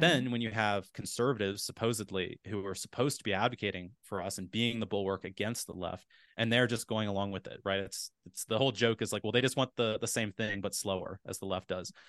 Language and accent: English; Appalachia, United States; I grew up in Appalachia